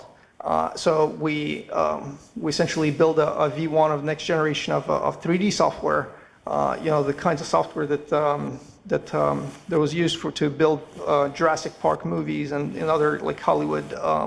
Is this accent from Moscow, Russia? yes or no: yes; Moscow, Russia; moved away as an adult; now in Montreal, Canada; studying maths and physics in Moscow, because I'm originally from Moscow, from Russian.